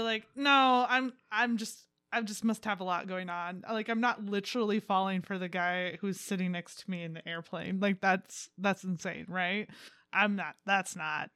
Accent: United States; I'm an American.

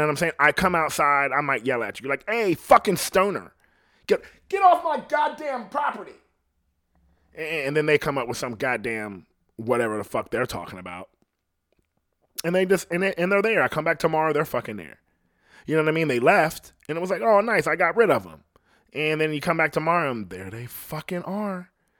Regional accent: Ohio, United States; And I'm like, I'm from Ohio. And I'm like, people from Ohio don't talk like that.

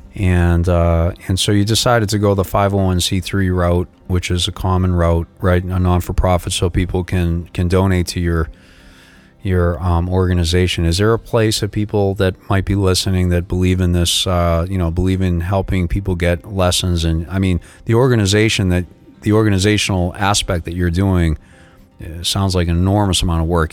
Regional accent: Boston, Massachusetts, United States; now in South Florida, United States; I'm from South Florida, originally from Boston

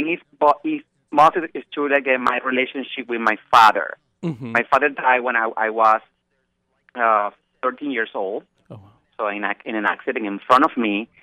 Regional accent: Venezuela; English is a second language; moved away as an adult; now in New York City, United States; when I grew up in Venezuela

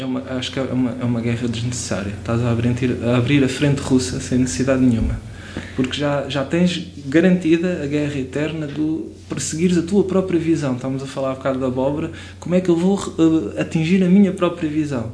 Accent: Portugal; first language Portuguese; como português

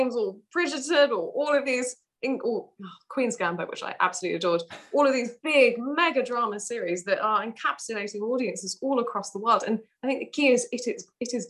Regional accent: Malaga, Andalusia, Spain; moved away as an adult; now in United Kingdom; I grew up there for 18 years. I lived there until I was 18 and then came to the UK

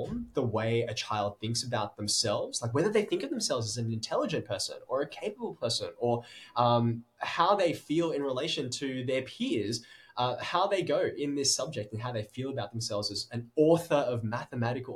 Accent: Sydney, New South Wales, Australia; I was born in Sydney and have lived there my entire life

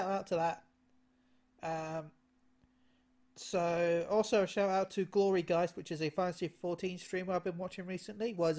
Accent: United Kingdom; I'm British

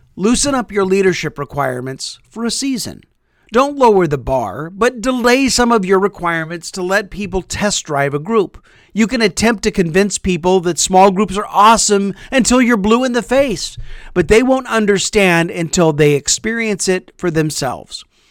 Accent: Topeka, Kansas, United States; moved away as an adult; Our family recently moved back to my hometown of Topeka, Kansas. We attend the church where I grew up

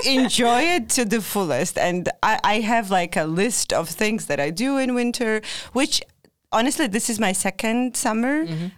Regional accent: Georgia; moved away as an adult; now in Linköping, Sweden; I'm originally from Georgia

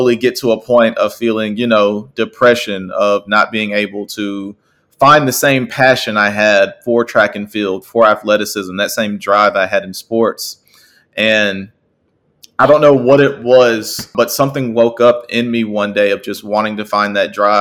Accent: Tuscaloosa, Alabama, United States; I'm originally from Tuscaloosa, Alabama.

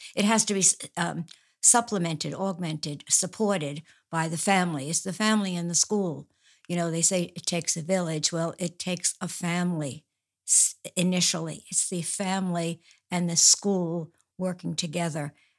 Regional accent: Woodside, New York, United States; Well, I was born in Woodside, in New York.

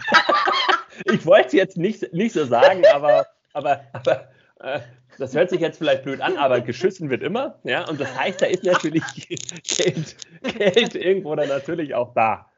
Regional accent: Mecklenburg-Vorpommern, Germany; moved away as an adult; also born or lived in Baden-Württemberg; now in near Stuttgart, Germany; ich komm ursprünglich aus Mecklenburg-Vorpommern

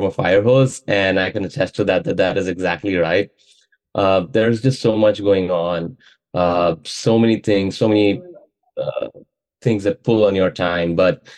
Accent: Mumbai, Maharashtra, India; moved away as an adult; now in Charlottesville, United States; I was born and raised in Mumbai in India. So I lived and worked there most of my life.

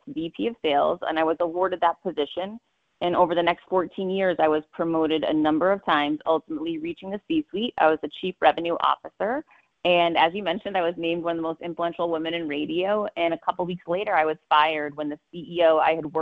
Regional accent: Worcester, Massachusetts, United States; I grew up poor in Worcester, Massachusetts

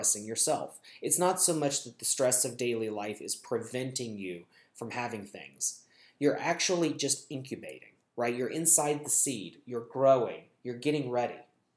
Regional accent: United States; I'm speaking as an American Jew

